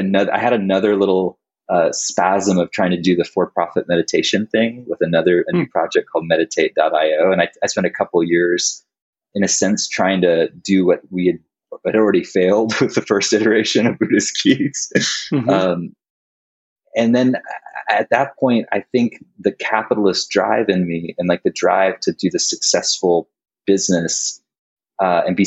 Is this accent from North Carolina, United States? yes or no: yes; North Carolina, United States; moved away as an adult; also born or lived in Colorado; I moved back home from Colorado to where I grew up in North Carolina